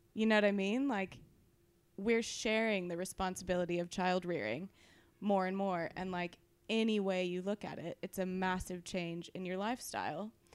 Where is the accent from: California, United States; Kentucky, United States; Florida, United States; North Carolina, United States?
California, United States; I'm from California.